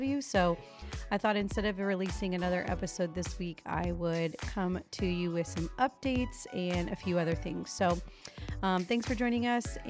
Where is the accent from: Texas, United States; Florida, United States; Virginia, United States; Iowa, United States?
Florida, United States; now in North Carolina, United States; I was raised in Florida